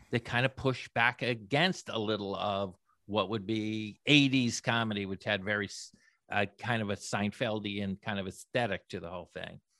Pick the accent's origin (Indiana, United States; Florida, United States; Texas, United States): Florida, United States; moved away; I actually grew up in Florida, not in California